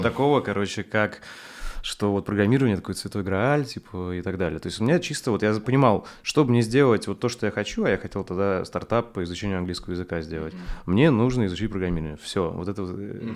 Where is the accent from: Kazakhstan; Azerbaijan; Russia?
Russia; Saint Petersburg; и там я из Рыбацкого